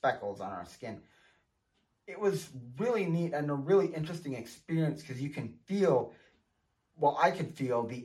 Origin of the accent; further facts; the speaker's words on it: Montana, United States; here in my home state of Montana